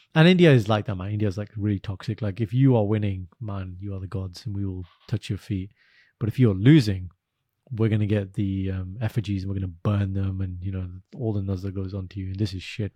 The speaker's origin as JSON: {"language": "English", "country": "United Kingdom", "said": "I'm British, I live here, I support England."}